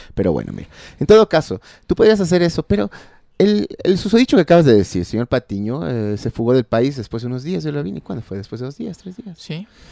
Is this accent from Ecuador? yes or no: yes; Ecuador; como ecuatorianos